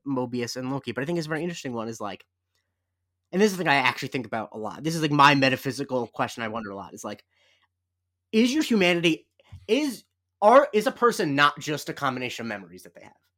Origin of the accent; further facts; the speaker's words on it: Florida, United States; I'm from Florida